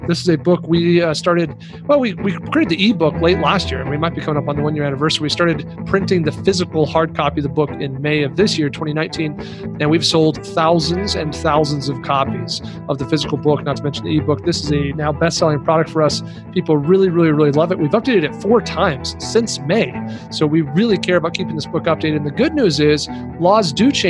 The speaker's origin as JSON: {"language": "English", "region": "Kingston", "country": "Jamaica", "said": "I am from Kingston in Jamaica"}